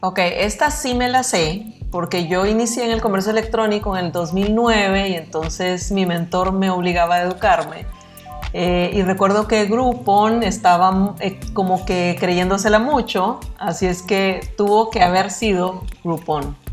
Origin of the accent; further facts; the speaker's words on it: Costa Rica; now in Nicaragua; yo me crié en Costa Rica y recién llegada a Nicaragua